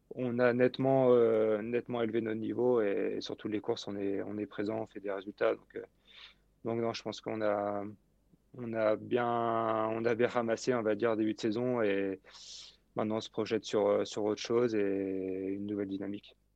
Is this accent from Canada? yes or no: no; Brittany, France; chez moi en Bretagne